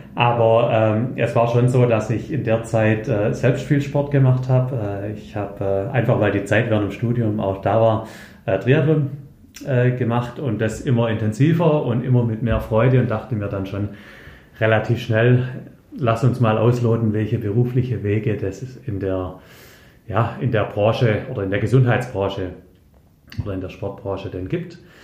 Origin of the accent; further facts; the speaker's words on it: Herrenberg, Baden-Württemberg, Germany; also born or lived in United States / Allgäu / Würzburg; ich habe äh, eigentlich mein ganzes Leben in Herrenberg beziehungsweise im schönsten Teilort Herrenbergs, nämlich in Abstedt, verbracht